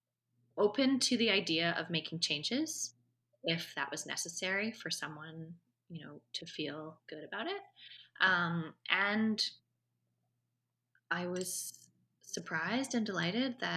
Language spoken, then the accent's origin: English; Vancouver, British Columbia, Canada; Vancouver International Film Festival, which is my hometown, where this all happened